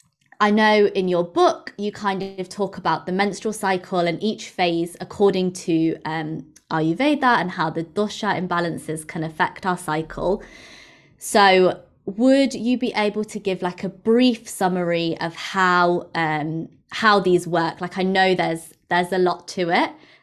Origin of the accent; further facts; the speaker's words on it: England, United Kingdom; having obviously grown up in England, but as an Indian person, and my mum's from India